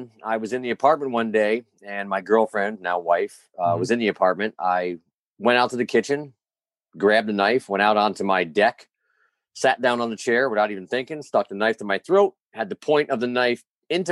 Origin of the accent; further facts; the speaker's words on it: Albany, New York, United States; I grew up in Albany.